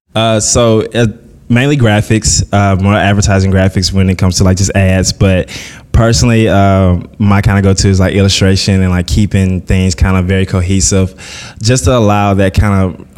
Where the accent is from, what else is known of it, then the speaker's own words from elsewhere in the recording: Columbus, Mississippi, United States; moved away; I was born and raised in Columbus, Mississippi